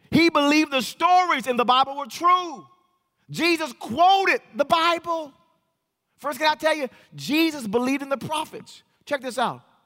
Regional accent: Los Angeles, California, United States; also born or lived in Wewoka, Oklahoma; now in Oklahoma, United States; I was born in Los Angeles

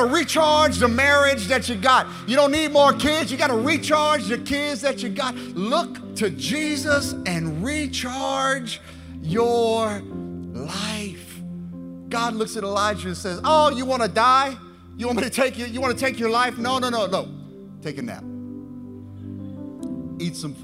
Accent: South Louisiana, United States; I'm from South Louisiana

